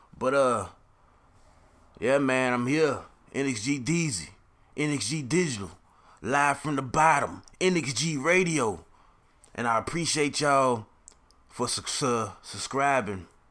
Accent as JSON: {"language": "English", "town": "Jacksonville", "region": "Florida", "country": "United States", "said": "I'm from Jacksonville, Florida."}